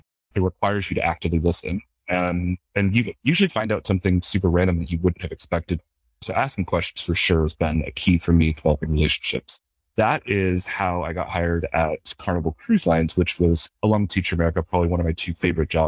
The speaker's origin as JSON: {"language": "English", "town": "London", "region": "Ontario", "country": "Canada", "tie": "born or raised there", "said": "I was born in London, Ontario, Canada, to a Canadian father and American mother"}